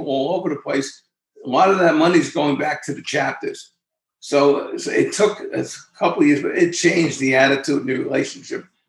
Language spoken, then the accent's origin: English; New York City, New York, United States; also born or lived in Bronx / Shoreham, Suffolk County; In the Bronx, but raised in Queens